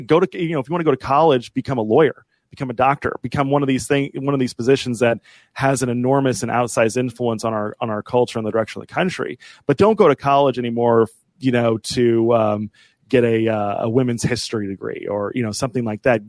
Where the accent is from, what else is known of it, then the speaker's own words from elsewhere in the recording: Midwest, United States; I'm from the Midwest